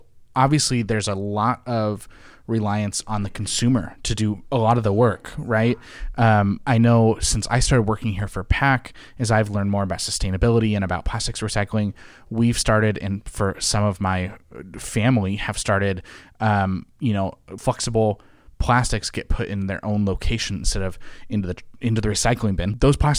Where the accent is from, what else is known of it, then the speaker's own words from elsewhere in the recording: California, United States; Channel 9 for me in the Bay Area where I grew up.